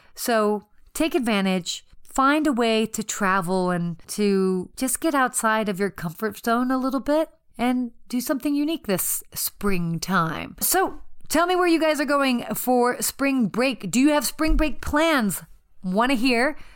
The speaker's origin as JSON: {"language": "English", "town": "Atlanta", "region": "Georgia", "country": "United States", "tie": "born or raised there", "said": "I grew up living in Atlanta"}